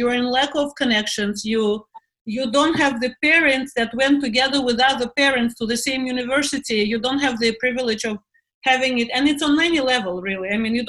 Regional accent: Moscow, Russia; accent: American; English is a second language; moved away as an adult; also born or lived in London; now in Israel; And I come from Moscow. I come from a cold climate.

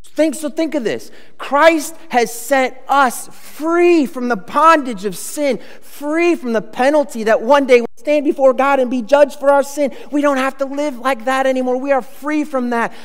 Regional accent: United States; as American citizens

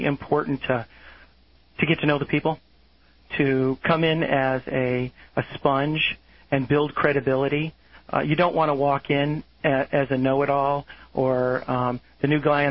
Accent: South Florida, United States; I grew up in South Florida

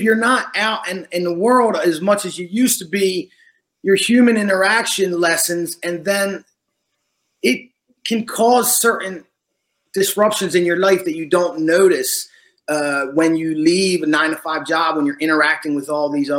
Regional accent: Washington Township, New Jersey, United States; now in Florida, United States; I was born in Washington Township in South New Jersey

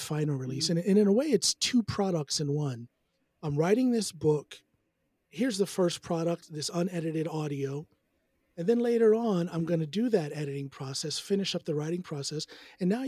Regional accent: United States; now in Norway; as an American songwriter.

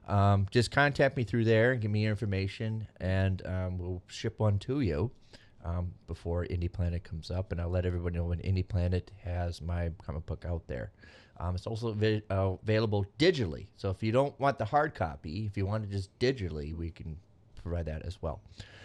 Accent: Venezuela; I'm from Venezuela.

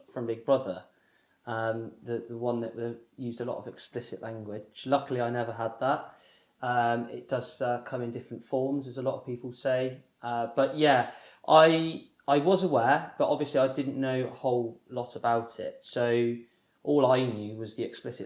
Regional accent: Somerset, South West England, United Kingdom; now in Bristol, United Kingdom; I live in Bristol and I grew up in Somerset

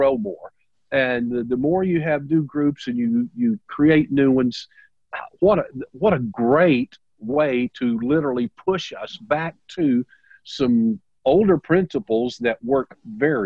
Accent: the South, United States; I'm from the South

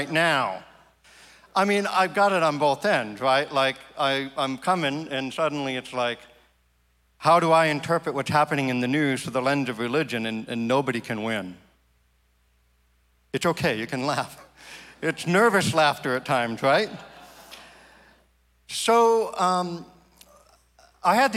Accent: Maine, United States; my home state

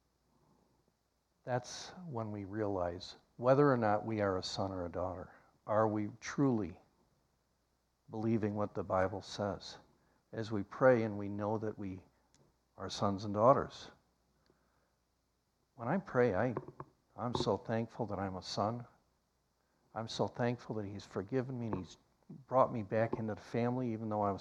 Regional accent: Iowa, United States; now in Oklahoma, United States; my home state of Iowa

